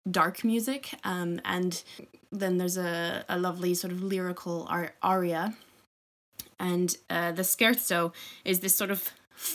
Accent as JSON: {"language": "English", "town": "Toronto", "region": "Ontario", "country": "Canada", "tie": "born or raised there", "moved": "yes", "said": "I grew up in Toronto."}